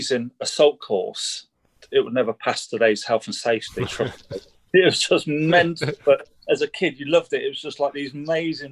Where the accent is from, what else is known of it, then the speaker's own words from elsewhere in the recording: Heath and Reach, East of England, United Kingdom; I grew up in Bedfordshire.